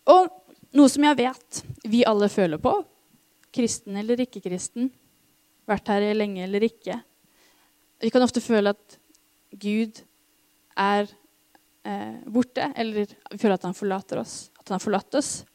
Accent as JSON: {"language": "Norwegian", "country": "Norway", "said": "oss som nordmenn"}